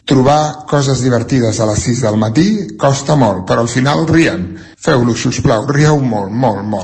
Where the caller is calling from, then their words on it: Centelles, Catalonia, Spain; de Centelles.